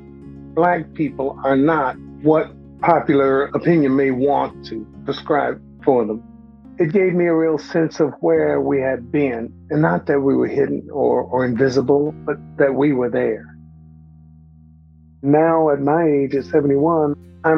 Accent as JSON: {"language": "English", "town": "Pine Bluff", "region": "Arkansas", "country": "United States", "tie": "born or raised there", "moved": "yes", "lives_now": "Kansas City, United States", "said": "I'm 71 years old and I live in Kansas City, Missouri. I grew up in Pine Bluff, Arkansas"}